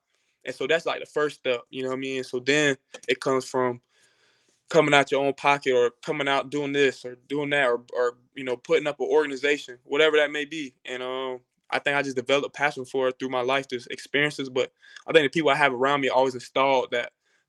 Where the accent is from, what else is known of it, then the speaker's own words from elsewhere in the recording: Jacksonville, Florida, United States; I'm from Jacksonville, Florida. So if anybody knows about Jacksonville, it definitely could be a very, very tough city.